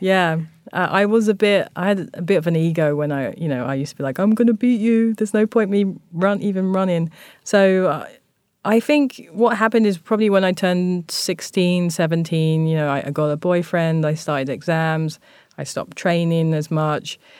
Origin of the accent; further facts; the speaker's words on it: London, United Kingdom; moved away as an adult; also born or lived in Tokyo, Japan; growing up in Thamesmead, it's, it was a very racist and a very homophobic space